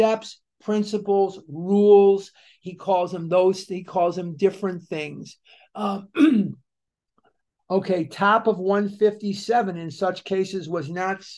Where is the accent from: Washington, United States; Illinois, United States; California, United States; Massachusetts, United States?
Illinois, United States; Chicago; I'm born and raised in Chicago